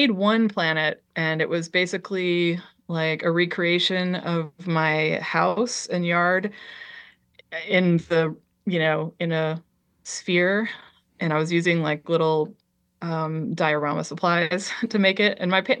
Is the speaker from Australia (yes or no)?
no; Liberia; born there; because I was born in Liberia, West Africa.